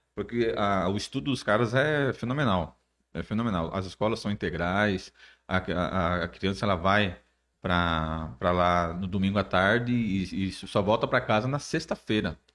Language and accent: Portuguese; Iguape, São Paulo, Brazil; eu sou de Iguape